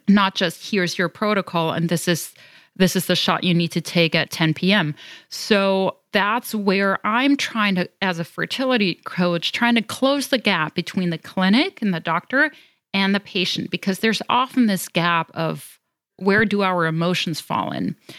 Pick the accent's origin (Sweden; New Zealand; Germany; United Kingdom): Germany; accent: European; moved away as an adult; now in United States; I'm originally from Germany, but I consider myself a global citizen, having lived all over the world